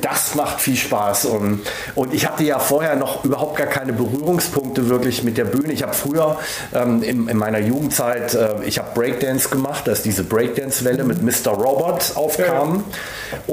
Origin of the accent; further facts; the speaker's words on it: Villingen, Baden-Württemberg, Germany; ich bin ja wirklich da geboren und aufgewachsen. Genau genommen in Villingen im Schwarzwald